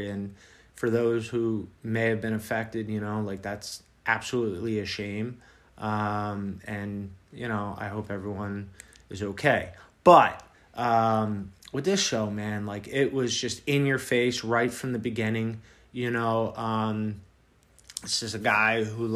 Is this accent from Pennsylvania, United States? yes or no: yes; Philadelphia, Pennsylvania, United States; growing up in Philly, not far from, you know, from Baltimore